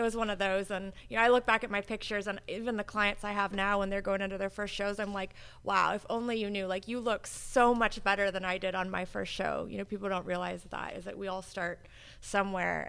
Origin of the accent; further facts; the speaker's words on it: Hawaii, United States; moved away as an adult; also born or lived in California / Oregon / Chicago; now in Florida, United States; I was born in Hawaii. Uh, I was born and raised there.